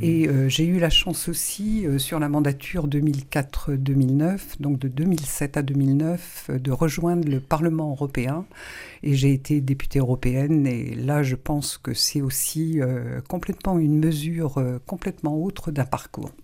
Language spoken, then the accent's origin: French; Saint-Malo, Brittany, France; also born or lived in Rennes; je suis née à Saint-Malo il y a 67 ans